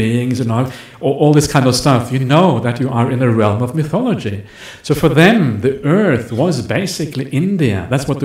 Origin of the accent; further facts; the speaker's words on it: Norway; That's where I'm from. I'm from Norway.